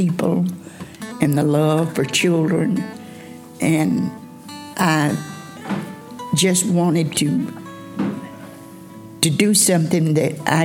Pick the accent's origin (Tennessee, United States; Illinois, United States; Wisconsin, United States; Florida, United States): Tennessee, United States; Charleston; also born or lived in Cleveland, Tennessee; I was born in Charleston, about 10 miles above here